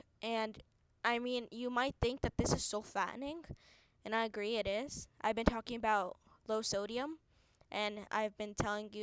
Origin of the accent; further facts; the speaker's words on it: India; I'm from India